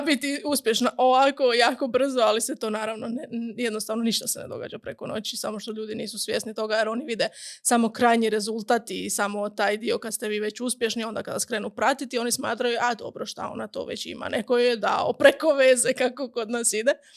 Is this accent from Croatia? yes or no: yes; Gundinci, Brod-Posavina County, Croatia; moved away as an adult; also born or lived in Osijek; odrasla sam u Gundincima, u um, relativno malom selu blizu Slavonskog broda